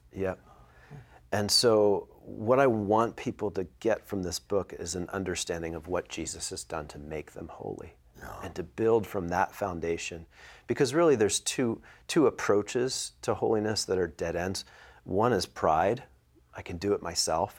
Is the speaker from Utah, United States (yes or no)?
no; Philadelphia, Pennsylvania, United States; I'm from the Philadelphia area